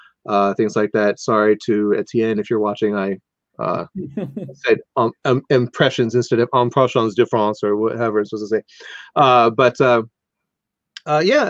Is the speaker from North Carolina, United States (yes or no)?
no; Anaheim, California, United States; I grew up in Anaheim, close to Disneyland